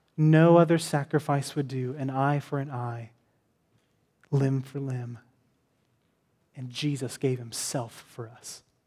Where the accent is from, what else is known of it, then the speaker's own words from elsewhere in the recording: Texas, United States; I'm from Texas.